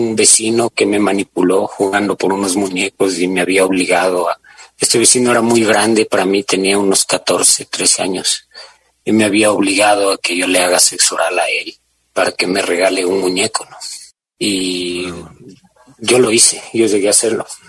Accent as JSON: {"language": "Spanish", "town": "Guaranda", "region": "Bolívar", "country": "Ecuador", "tie": "born or raised there", "also_born_or_lived": "Quito", "moved": "as an adult", "said": "yo crecí en Guaranda"}